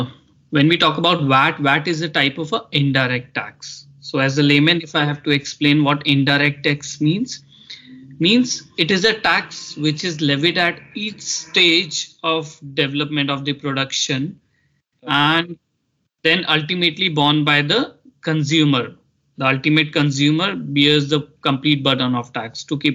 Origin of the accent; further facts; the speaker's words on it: India; now in United Arab Emirates; So I moved to UAE from India in 2017, just prior to implementation of value-added tax in UAE.